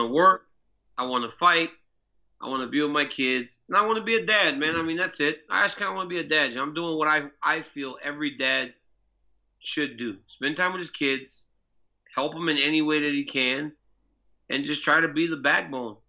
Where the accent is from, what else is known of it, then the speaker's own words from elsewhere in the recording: Louisiana, United States; I'm from Louisiana, you know, I'm from kind of the hood